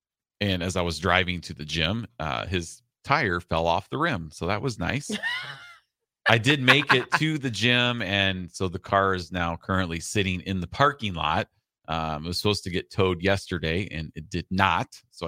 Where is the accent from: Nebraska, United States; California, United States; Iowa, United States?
Iowa, United States; born or raised there